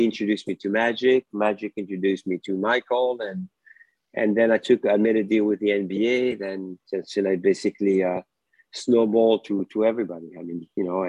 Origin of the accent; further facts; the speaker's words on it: France; moved away as an adult; now in United States; My background was mostly math and physics when I grew up in France. And when I moved to America